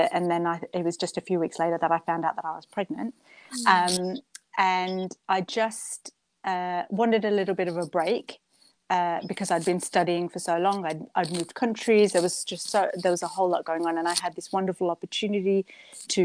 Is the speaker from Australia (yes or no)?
yes; Australia; moved away as an adult; also born or lived in Edmonton, Canada; now in Birmingham, United Kingdom; So I grew up in Australia, and I grew up in a beautiful small town on the coast, on the east coast of Australia.